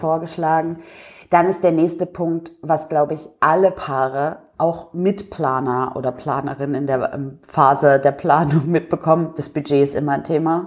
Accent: near Hanover, Lower Saxony, Germany; moved away as an adult; also born or lived in England; now in Dresden, Germany; Ich komme ja ursprünglich aus der Nähe von Hannover

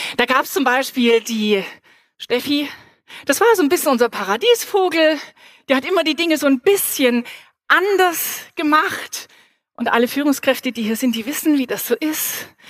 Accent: Reutlingen, Baden-Württemberg, Germany; moved away; ich bin ganz in der Nähe aufgewachsen und zwar in Reutlingen

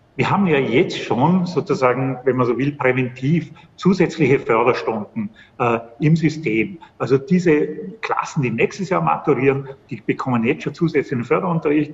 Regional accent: Schruns, Vorarlberg, Austria; moved away; also born or lived in Vienna; Ich komme selber aus Schons, aus dem Montafon, bin dort in die Hauptschule gegangen

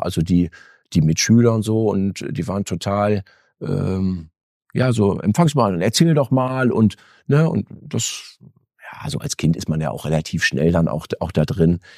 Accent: Erfurt, Thuringia, Germany; also born or lived in Detmold / Lemgo; now in Bielefeld, Germany; was ich mit Thüringen verbinde. Eine, wirklich eine schöne Kindheit, äh, viel Familie auch, die auch heute noch da wohnt

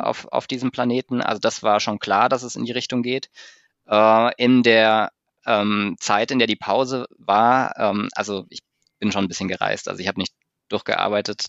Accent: Munich, Bavaria, Germany; als Münchner Kindle, als Münchner Kindle

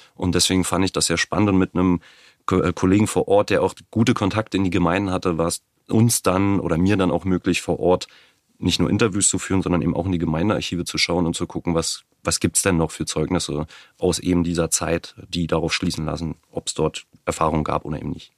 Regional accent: Brandenburg, Germany; ich bin in Brandenburg geboren, lebe nach wie vor in Brandenburg, habe in Potsdam studiert, also durch und durch Brandenburger

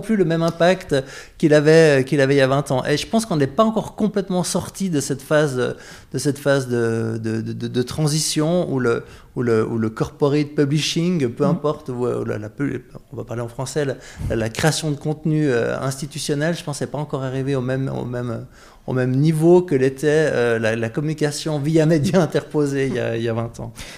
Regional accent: Vaud, Switzerland; Moi, je suis un vaudois

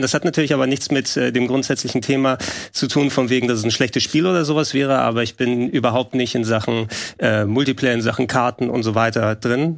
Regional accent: Greece; als Grieche

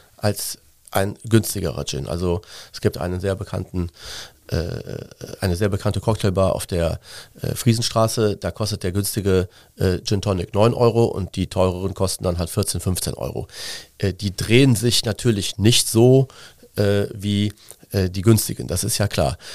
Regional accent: Cologne, North Rhine-Westphalia, Germany; ich bin in Köln geboren. Ich bin ein äh, Innenstadtkind auf der Schildergasse im Antonita-Kindergarten zur, zum kind, in den Kindergarten gegangen

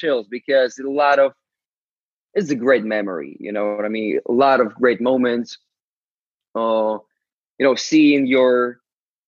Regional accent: Ukraine; English is a second language; I'm from Ukraine. I barely spoke English at the time

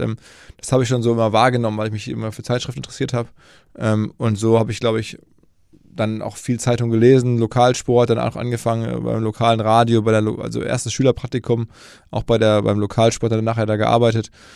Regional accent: Essen, North Rhine-Westphalia, Germany; moved away as an adult; also born or lived in New York, United States; ich komme erstmal äh, geografisch aus dem Ruhrgebiet, aus Essen

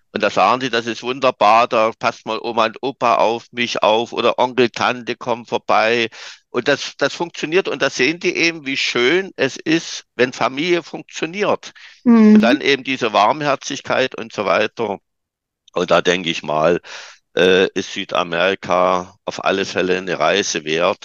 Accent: Saxony, Germany; also born or lived in Dresden; Bei uns in Sachsen, in den neuen Bundesländern

